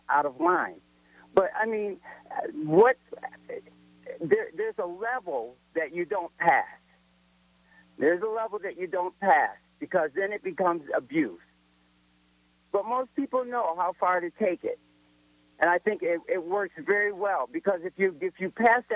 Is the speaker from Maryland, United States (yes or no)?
no; Elmira, New York, United States; growing up in Elmira, New York, which is upstate New York